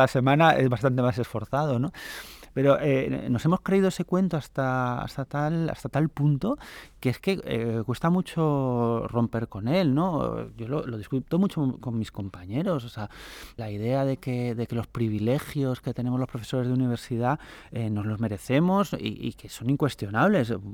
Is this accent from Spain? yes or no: yes; Asturias, Spain; now in Madrid, Spain; yo, soy asturiano